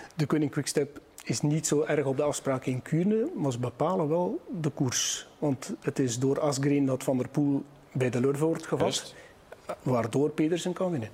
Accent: West Flanders, Belgium; wij in West-Vlaanderen

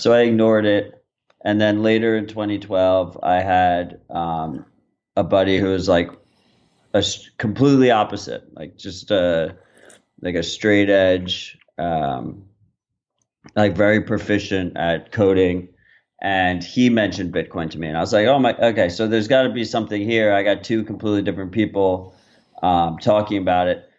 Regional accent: New York, United States; I'm from New York

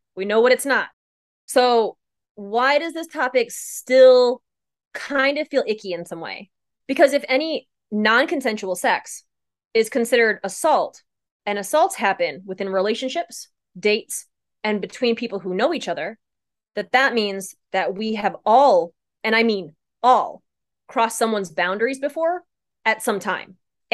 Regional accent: Midwest, United States; I was raised in the Midwest.

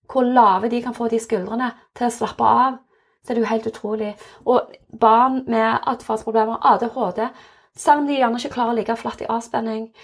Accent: Innlandet, Norway; Og nå kommer jeg jo fra Valdres.

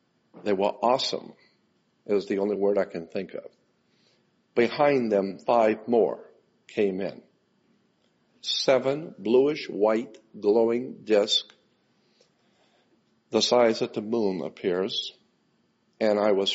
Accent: Gulf Breeze, Florida, United States; I was born and raised in Gulf Breeze, Florida.

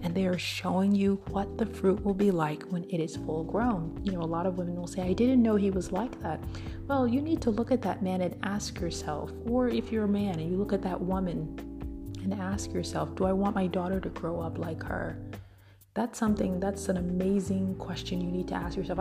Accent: Midwest, United States; I'm from the Midwest

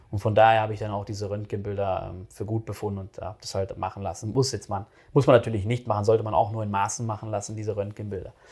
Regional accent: North Rhine-Westphalia, Germany; da halt in NRW, wo ich groß geworden bin

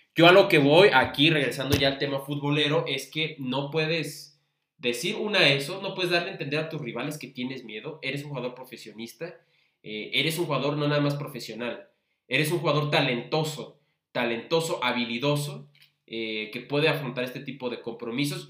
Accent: Mexico City, Mexico; los que somos capitalinos de nacimiento

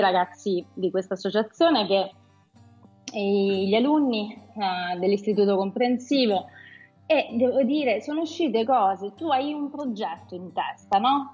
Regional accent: Abruzzo, Italy; io sono nata in Abruzzo, e ho un legame molto forte con questa regione

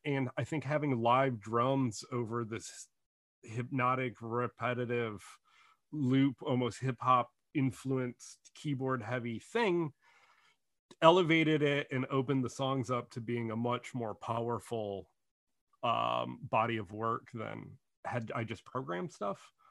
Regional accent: Detroit, Michigan, United States; growing up in Detroit

